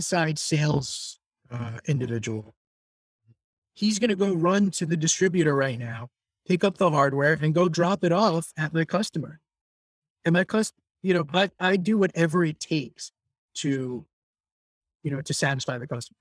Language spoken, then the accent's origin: English; New York, United States; Born and raised in New York